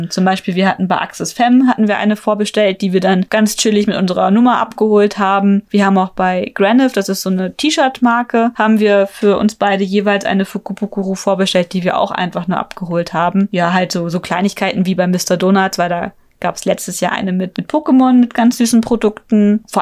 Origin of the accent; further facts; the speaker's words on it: Germany; Lucky Bag sagt man bei uns in Deutschland.